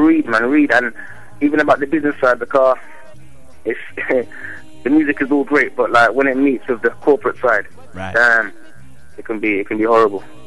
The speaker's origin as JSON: {"language": "English", "region": "London", "country": "United Kingdom", "tie": "born or raised there", "also_born_or_lived": "Jamaica", "said": "I was born in London"}